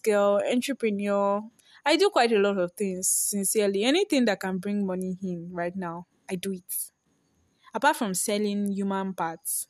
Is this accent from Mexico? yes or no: no; Nigeria; I'm a Nigerian girl